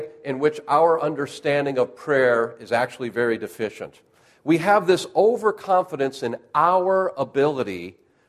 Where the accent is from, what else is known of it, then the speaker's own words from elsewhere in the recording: Western New York, United States; now in Oklahoma, United States; I was raised in Western New York and learned to drive in this stuff